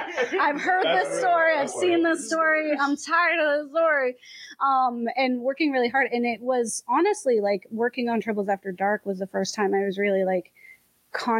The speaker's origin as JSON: {"language": "English", "region": "Florida", "country": "United States", "tie": "born or raised there", "moved": "yes", "said": "because I'm from Florida."}